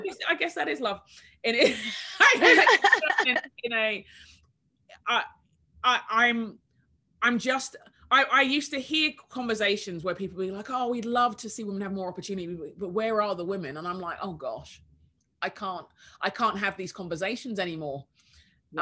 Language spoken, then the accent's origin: English; London, United Kingdom; moved away as an adult; now in United States; I was born in London in the 70s